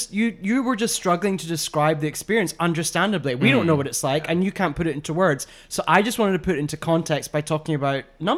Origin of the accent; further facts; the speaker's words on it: Scotland, United Kingdom; being Scottish